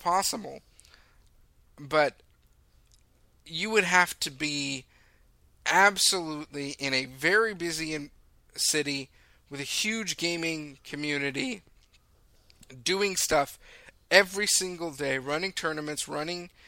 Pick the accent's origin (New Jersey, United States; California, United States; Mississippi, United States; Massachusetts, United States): California, United States; Lake Forest; I grew up in the Saddleback Valley. I grew up in Lake Forest, where Saddleback Church is.